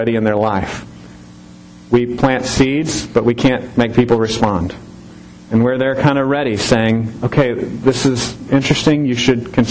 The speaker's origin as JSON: {"language": "English", "town": "Temple", "region": "Texas", "country": "United States", "moved": "as an adult", "lives_now": "Harker Heights, United States", "said": "We've lived in Harker Heights for 5.5 years now, but we're from Temple"}